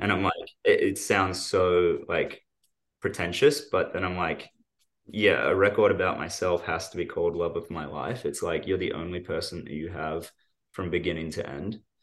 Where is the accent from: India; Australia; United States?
Australia; when we're from Australia